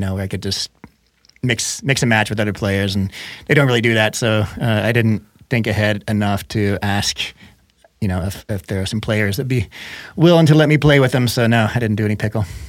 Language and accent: English; Missouri, United States; moved away; I grew up in Missouri